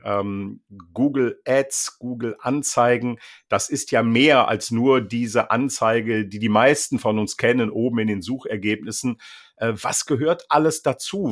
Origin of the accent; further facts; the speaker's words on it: Bergisches Land near Leverkusen, North Rhine-Westphalia, Germany; now in North Sea coast, Germany; sende liebe Grüße ins Bergische Land nahe Leverkusen, also an meine alte Heimat